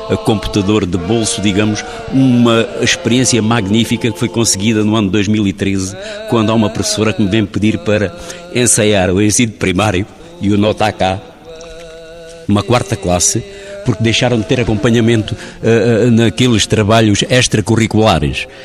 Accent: Alentejo, Portugal

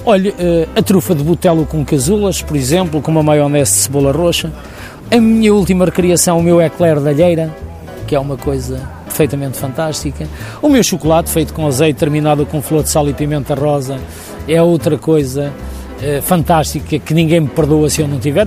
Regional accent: Bragança, Bragança District, Portugal; moved away; cheguei à minha terra natal, cheguei a Bragança

